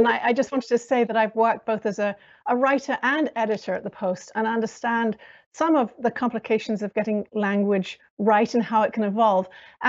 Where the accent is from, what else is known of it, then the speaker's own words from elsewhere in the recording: United Kingdom; accent: British American; I'm white, and as you can probably hear from my accent, I'm British American.